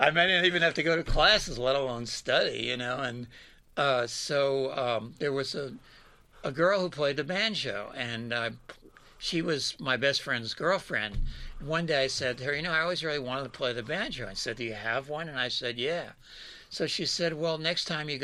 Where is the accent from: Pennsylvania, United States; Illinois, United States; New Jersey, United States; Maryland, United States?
Pennsylvania, United States; Philadelphia; moved away as an adult; I was born and raised in Philadelphia pretty much, and stayed there until I went off to college.